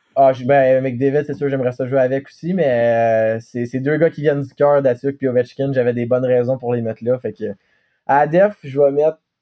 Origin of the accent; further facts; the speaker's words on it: Gatineau, Quebec, Canada; also born or lived in Bathurst, New Brunswick / Montreal / Chicoutimi; je viens d'Elmer parce que c'est, mon petit coin de.